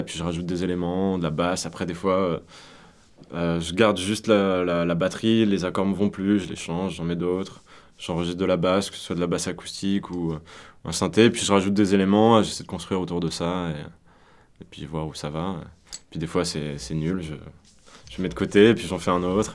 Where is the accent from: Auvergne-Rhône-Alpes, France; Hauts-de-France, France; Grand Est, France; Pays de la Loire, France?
Auvergne-Rhône-Alpes, France; moved away; also born or lived in Lyon; on vient d'Auvergne et on vient d'une petite ville enfin plus ou moins